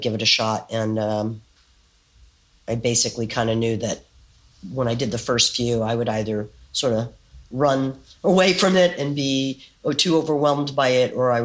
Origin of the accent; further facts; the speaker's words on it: San Antonio, Texas, United States; moved away as an adult; also born or lived in San Francisco; now in New York City, United States; I was born in San Antonio, Texas